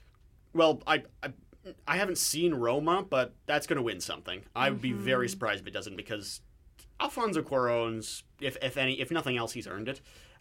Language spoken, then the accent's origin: English; Canada; also born or lived in Quebec; as we Canadians